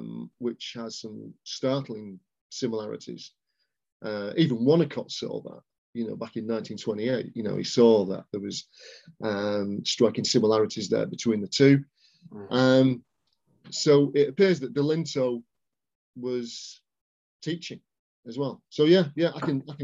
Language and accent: English; Warrington, North West England, United Kingdom; in Warrington, where I'm from